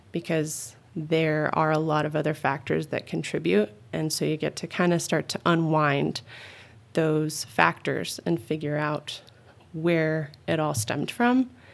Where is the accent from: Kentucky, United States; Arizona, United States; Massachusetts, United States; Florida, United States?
Arizona, United States; Phoenix; also born or lived in Tucson; I'm originally an Arizona girl. I was born and raised in the Phoenix area and then moved to Tucson, um, back in middle school